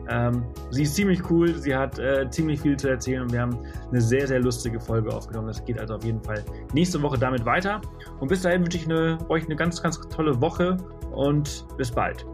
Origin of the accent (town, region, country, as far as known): Germany